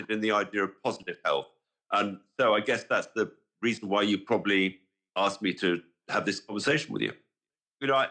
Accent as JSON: {"language": "English", "region": "London", "country": "United Kingdom", "tie": "born or raised there", "said": "I grew up in London in the 50s, well, in and around London, 50s and 60s."}